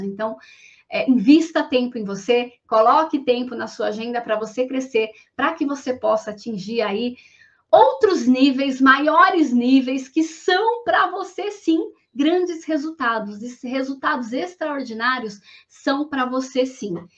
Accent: Guarulhos, São Paulo, Brazil; eu sou de Guarulhos, nasci numa família muito simples

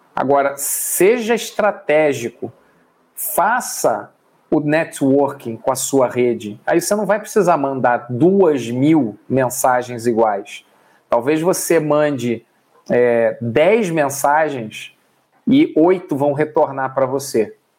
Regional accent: Rio de Janeiro, Brazil; now in São Paulo, Brazil; Eu sou do Rio de Janeiro, hoje moro em São Paulo.

